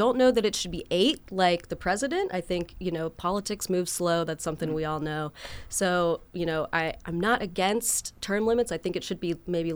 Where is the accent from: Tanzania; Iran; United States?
United States; outside of Columbia, South Carolina; moved away as an adult; now in Athens, United States; I grew up in South Carolina, just a couple hours away outside of Columbia